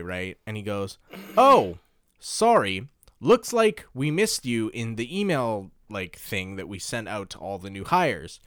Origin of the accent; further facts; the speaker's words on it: Canada; now in Japan; I'm from Canada